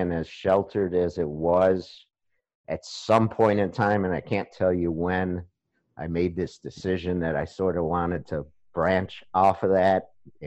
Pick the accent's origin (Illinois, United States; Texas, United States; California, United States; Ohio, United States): Ohio, United States; Beachwood; moved away; I was born and raised in Cleveland, Ohio. And as you know, I grew up in a suburb called Beechwood